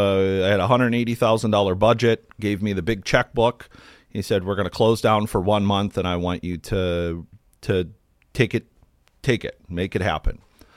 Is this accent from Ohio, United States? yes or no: yes; Akron, Ohio, United States; I grew up in Akron, Ohio, and after a lot of my friends were going to college